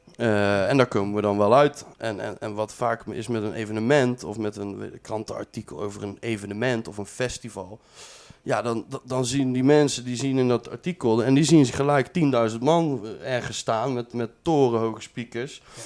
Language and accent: Dutch; Breda, North Brabant, Netherlands; also born or lived in Tilburg; ik ben geboren en getogen in Breda